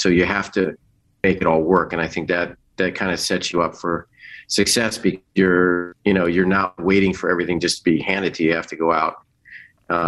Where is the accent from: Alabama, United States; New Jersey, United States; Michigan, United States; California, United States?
New Jersey, United States; Parsippany; I grew up in Parsippany, New Jersey, which was like a suburb